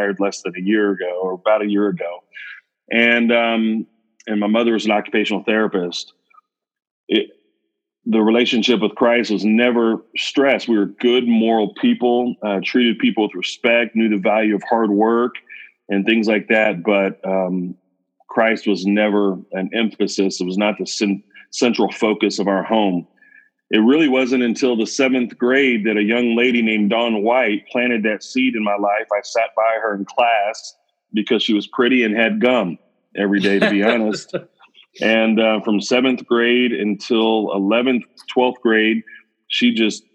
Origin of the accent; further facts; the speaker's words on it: Olathe, Kansas, United States; also born or lived in Houston, Texas; now in College Station, United States; I grew up in a town just outside of Kansas City called Olathe, Kansas. Born and raised in Olathe.